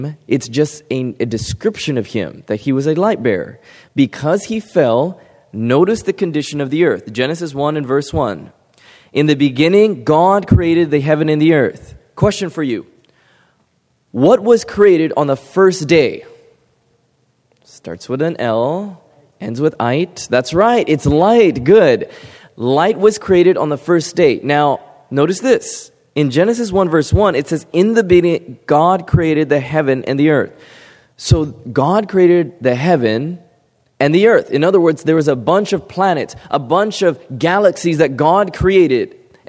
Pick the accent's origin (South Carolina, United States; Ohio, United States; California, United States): California, United States; beautiful Pacific Ocean that I grew up by in California